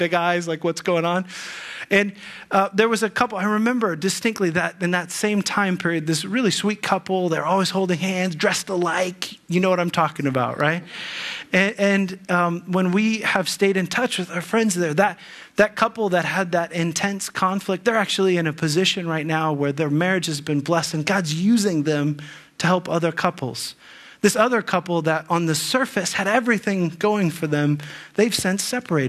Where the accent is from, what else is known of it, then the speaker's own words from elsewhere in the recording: Ohio, United States; moved away as an adult; also born or lived in Bahamas / California / Texas; Allie and I grew up in Ohio